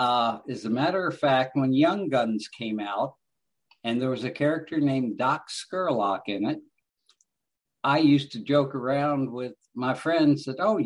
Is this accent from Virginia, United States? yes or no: yes; Reston, Virginia, United States; also born or lived in Alaska / Falls Church, Virginia; I was born in Alaska, but grew up on the East Coast, basically Northern Virginia.